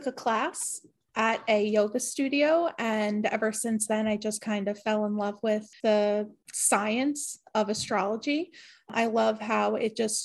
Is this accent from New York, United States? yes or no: yes; New York, United States; I am from New York